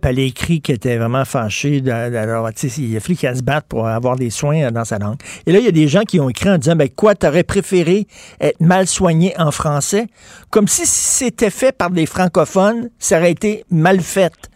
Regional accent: Quebec, Canada; chez nous, au Québec

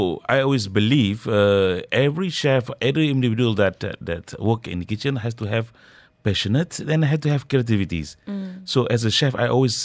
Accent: Malaysia; moved away as an adult; also born or lived in Ras Al Khaimah; now in Dubai, United Arab Emirates; I'm from Malaysia.

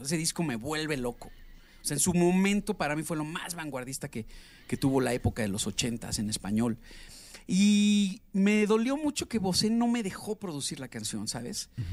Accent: Mexico; also born or lived in Mexico City / Atizapán de Zaragoza, State of Mexico / Mérida; el mexicano, ya sabes que somos así

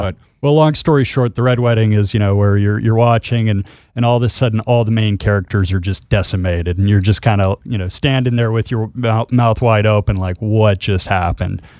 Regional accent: Utah, United States; I'm from Utah

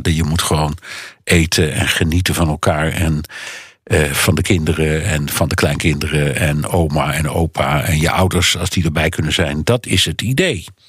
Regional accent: Netherlands; bij ons

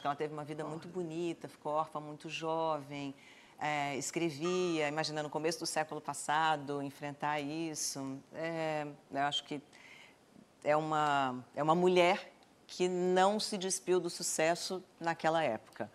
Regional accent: Brasília, Federal District, Brazil; eu sou de Brasília, eu nasci em Brasília, a gente morava em Brasília

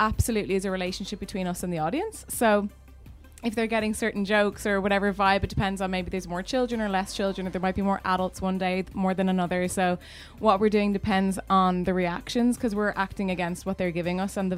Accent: Ireland; now in United Kingdom; I've been living in the UK for the last 15 years and I'm from Ireland originally.

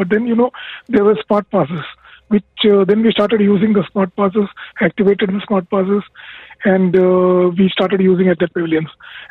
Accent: India; now in United Arab Emirates; I am from India.

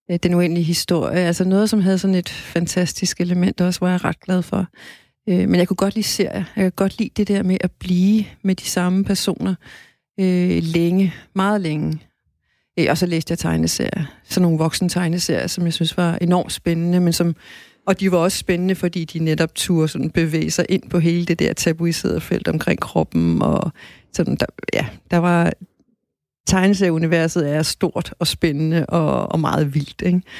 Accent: Greenland; jeg er jo ikke grønlandsk barn. Jeg, øh, jeg var et dansker barn i Grønland.

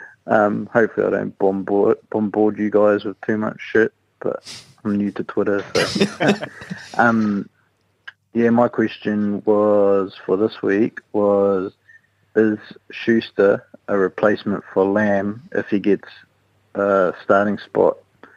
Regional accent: New Zealand; I'm from New Zealand

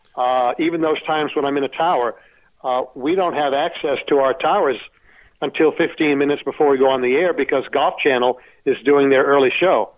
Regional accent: Sanford, Maine, United States; moved away as an adult; also born or lived in Florida; now in Arizona, United States; I was born in Sanford, Maine

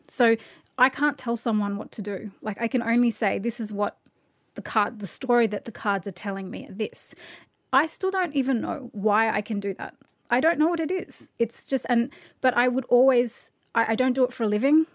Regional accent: Australia; I'm so Australian

